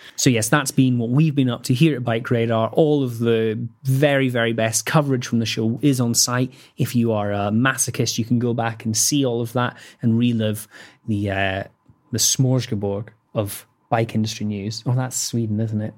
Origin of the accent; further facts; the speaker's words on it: Scotland, United Kingdom; I'm Scottish